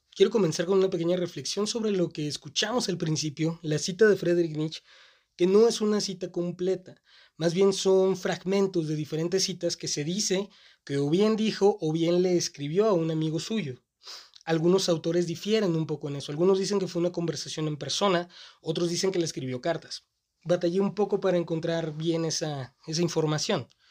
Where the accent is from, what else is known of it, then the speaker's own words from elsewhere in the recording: Mexico; Mi ciudad natal tiene esta costumbre de estar un poco retrasada